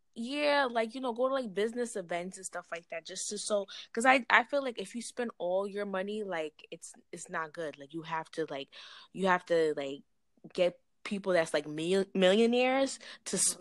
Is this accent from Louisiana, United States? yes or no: no; New York, United States; I'm from New York